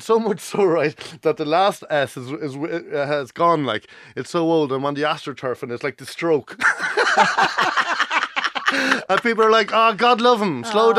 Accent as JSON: {"language": "English", "area": "Meath", "region": "Leinster", "country": "Ireland", "moved": "as an adult", "lives_now": "Kerry, Ireland", "said": "as a Meath man living in Kerry"}